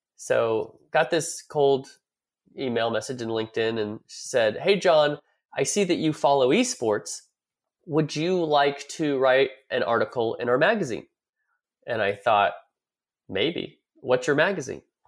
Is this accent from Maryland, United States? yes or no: no; California, United States; now in Dallas, United States; I'm from California. But, you know, I live in Dallas now